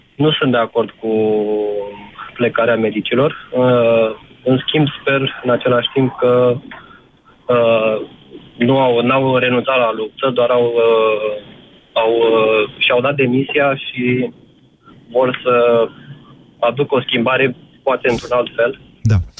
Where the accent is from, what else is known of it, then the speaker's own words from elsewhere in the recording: Iași, Iași County, Romania; sunt din Iași sunt antreprenor